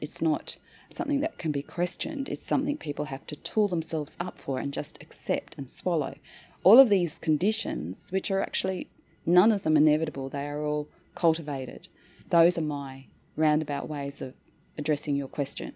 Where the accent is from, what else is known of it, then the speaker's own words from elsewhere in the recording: Northern Territory, Australia; moved away; So I went back to the Northern Territory, my hometown, uh, as a bureaucrat